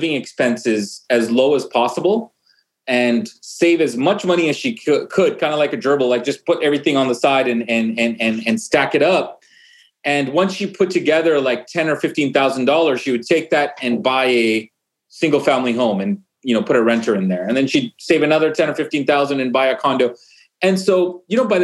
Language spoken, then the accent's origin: English; Vancouver, British Columbia, Canada; moved away; I'm actually originally from Vancouver, Canada, and my parents originally actually came from Uganda, East Africa.